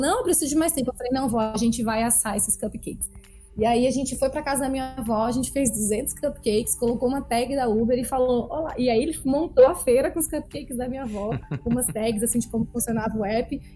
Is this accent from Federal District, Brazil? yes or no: yes; Brasília, Federal District, Brazil; eu nasci em Brasília e eu gosto de frisar que eu nasci, na verdade, em Taguatinga, que é uma cidade próxima né, ao centro da cidade